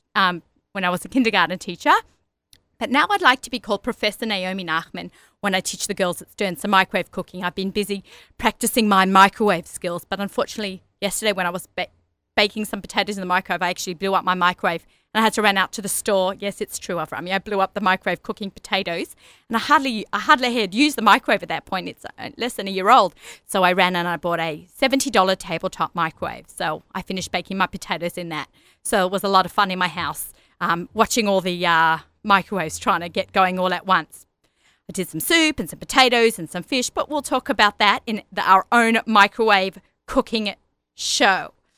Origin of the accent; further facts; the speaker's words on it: Sydney, New South Wales, Australia; accent: Australian; moved away as an adult; also born or lived in Lower East Side, New York; now in Woodmere, United States; I grew up in Australia